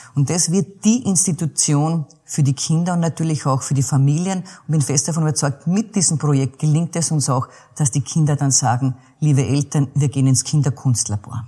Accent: the Czech border region, Lower Austria, Austria; ich bin ja an der tschechischen Grenze groß geworden, ein Kind der Grenzregion

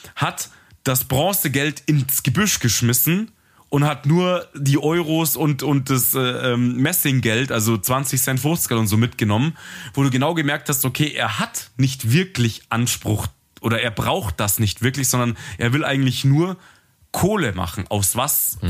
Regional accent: Germany; bei uns in Deutschland

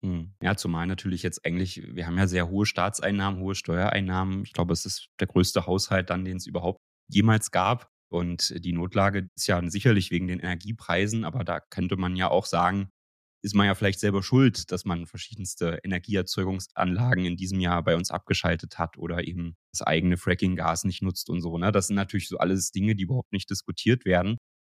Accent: Germany; bei uns in Deutschland

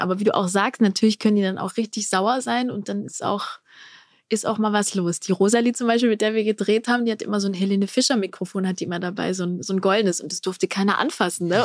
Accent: Black Forest, Baden-Württemberg, Germany; bei uns im Schwarzwald

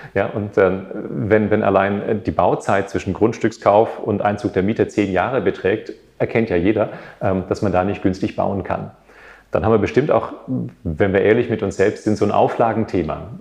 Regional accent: Berlin, Germany; Als Berliner

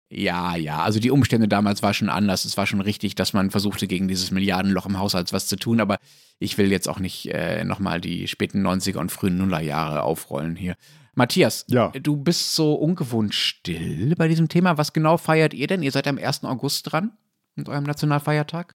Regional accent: Germany; als Deutsche

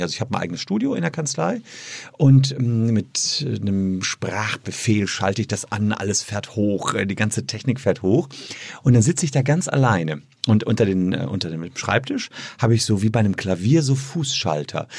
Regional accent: Gevelsberg, North Rhine-Westphalia, Germany; also born or lived in Cologne; in Gefelsberg, meine Heimatstadt

